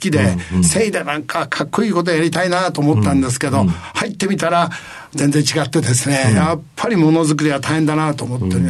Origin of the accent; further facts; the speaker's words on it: Nagaoka, Niigata, Japan; えー、新潟県の長岡市でございまして、高校までおりました。